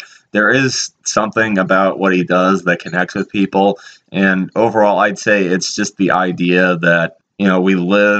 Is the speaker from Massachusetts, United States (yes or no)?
yes; Danvers, Massachusetts, United States; I was born and raised in the town of Danvers, Massachusetts